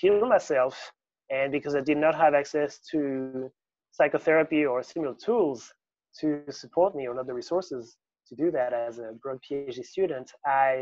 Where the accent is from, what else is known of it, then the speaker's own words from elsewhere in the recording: near Paris, Île-de-France, France; moved away as an adult; also born or lived in Sydney, Australia; I grew up in France, near Paris, where I studied fundamental physics. In 2011, I flew to Sydney